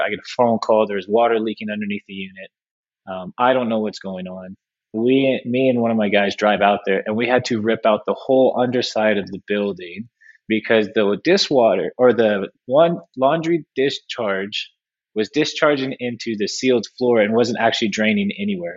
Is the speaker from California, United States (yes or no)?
yes; California, United States; I'm from California